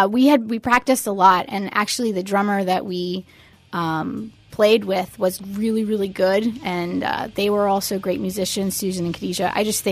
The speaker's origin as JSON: {"language": "English", "town": "Fort Lauderdale", "region": "Florida", "country": "United States", "tie": "born or raised there", "said": "I grew up in Fort Lauderdale."}